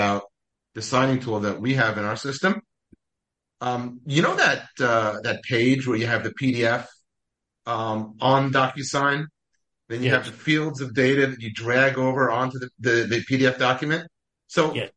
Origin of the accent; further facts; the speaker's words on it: New York, United States; I'm from New York